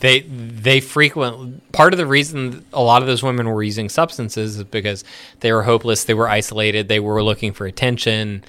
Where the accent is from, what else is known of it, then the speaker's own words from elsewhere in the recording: United States; We were born here